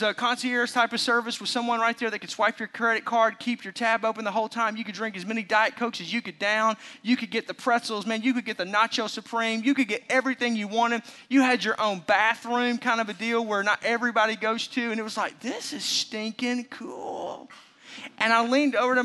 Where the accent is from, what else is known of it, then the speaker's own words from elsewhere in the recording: Arkansas, United States; also born or lived in Oklahoma; now in Milwaukee, United States; Growing up in Arkansas, we were huge college sports, but not professional sports